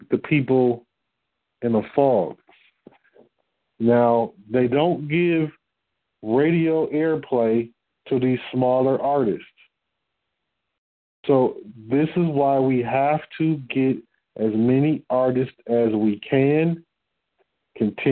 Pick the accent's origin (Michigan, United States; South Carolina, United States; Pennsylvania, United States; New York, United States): Michigan, United States; Detroit; I'm from Detroit.